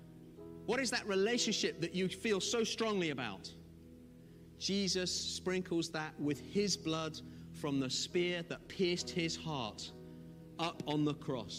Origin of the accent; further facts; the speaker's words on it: Zimbabwe; now in United Kingdom; I'm from Zimbabwe. I feel like a fish out of water in the UK still.